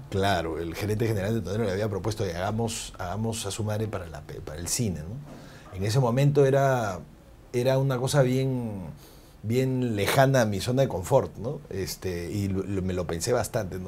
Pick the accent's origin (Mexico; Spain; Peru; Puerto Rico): Peru; somos los mismos peruanos